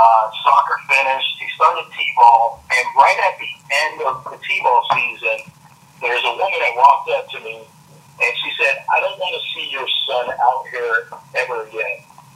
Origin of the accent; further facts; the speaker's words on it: Charlotte Amalie, U.S. Virgin Islands; also born or lived in Jacksonville, Florida / Lakeland, Florida; now in Florida, United States; Well, originally I was born in St. Thomas in the Virgin Islands, but I currently reside between Jacksonville and Lakeland.